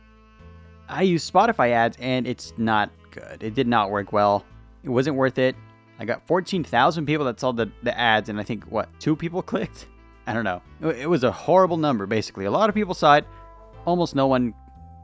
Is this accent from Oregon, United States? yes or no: no; California, United States; I'm from California